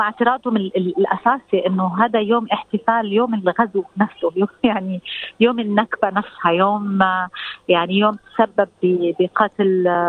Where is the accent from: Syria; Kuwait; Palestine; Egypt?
Palestine; now in Australia; احنا كفلسطينيين